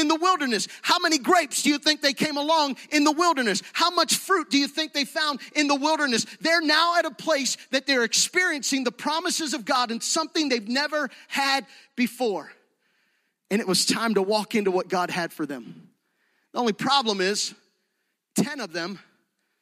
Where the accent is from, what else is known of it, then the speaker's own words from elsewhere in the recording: Gettysburg, Pennsylvania, United States; moved away as an adult; now in Fayette County, United States; Jody and I grew up in Gettysburg, but this is home